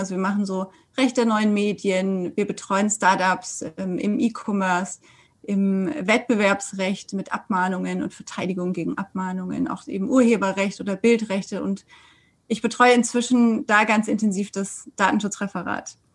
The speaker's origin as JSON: {"language": "German", "town": "Sindelfingen", "region": "Baden-Württemberg", "country": "Germany", "tie": "born or raised there", "also_born_or_lived": "Freiburg / France", "lives_now": "Stuttgart, Germany", "said": "ich bin ähm, in Sindelfingen geboren und jetzt Anwältin in Stuttgart."}